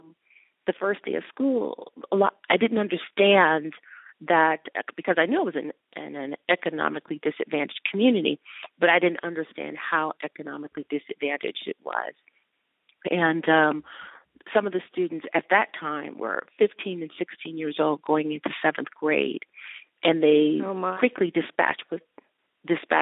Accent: Detroit, Michigan, United States; moved away as an adult; also born or lived in New York; now in California, United States; I grew up in Detroit

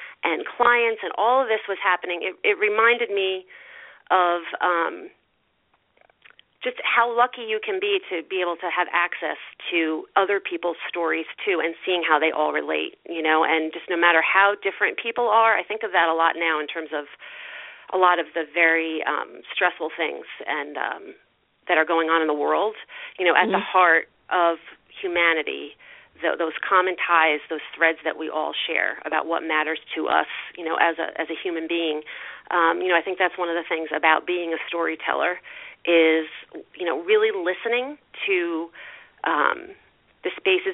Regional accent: Greenport, New York, United States; I came back to my hometown, where I actually live now, in Greenport

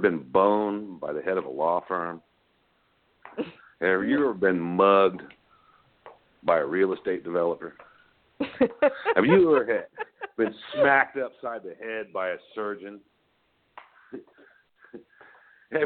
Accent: San Antonio, Texas, United States; I grew up in San Antonio, and just being in Texas

